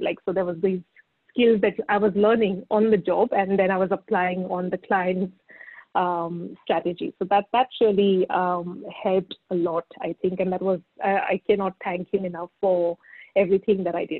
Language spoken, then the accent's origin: English; Pune, Maharashtra, India; I grew up in Pune pretty much and did my schooling in Pune.